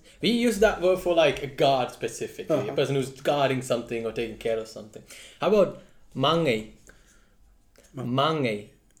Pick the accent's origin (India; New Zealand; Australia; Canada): India; Kerala; But I'm from Kerala